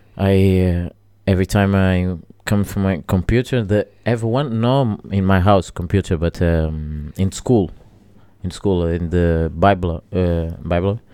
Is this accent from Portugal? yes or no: yes; Portugal; English is a second language; also born or lived in Angola; I go to Portugal very, very young, like my three years old.